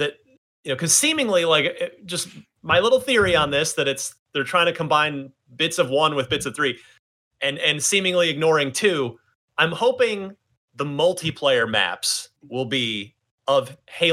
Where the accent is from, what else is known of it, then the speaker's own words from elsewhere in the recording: New Jersey, United States; in New Jersey, my home state